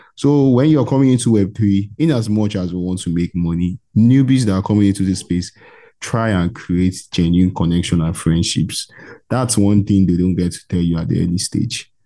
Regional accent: Nigeria; I'm from Nigeria, bro. I'm from West Africa, Nigeria

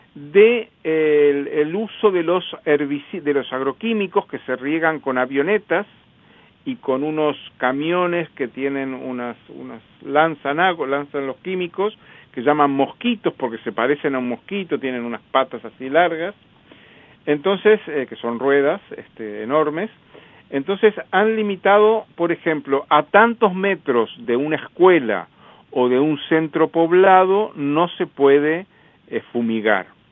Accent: Uruguay; also born or lived in Montevideo; soy uruguayo, vivo en Montevideo

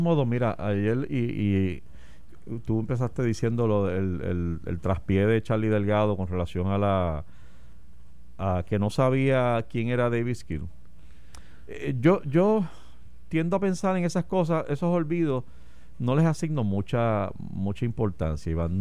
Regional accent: Puerto Rico

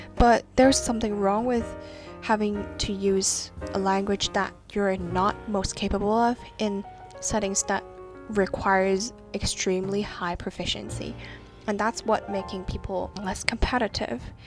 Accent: Hong Kong; I'm from Hong Kong and um, I'm studying law

